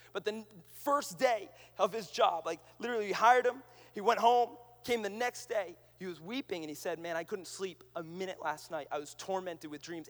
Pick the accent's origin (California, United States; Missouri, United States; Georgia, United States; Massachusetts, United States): Massachusetts, United States; Boston; I'm from Boston.